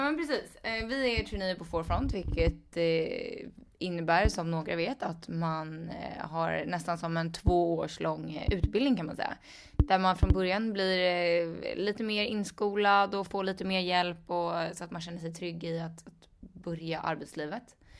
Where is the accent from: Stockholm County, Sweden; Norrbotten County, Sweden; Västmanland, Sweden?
Stockholm County, Sweden; Stockholm; jag är också från Stockholm, men jag är från Skälby